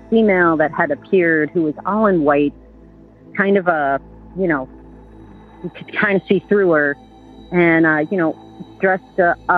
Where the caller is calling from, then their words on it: Burlington, Vermont, United States; also born or lived in Boulder, Colorado; I'm calling from Burlington, Vermont.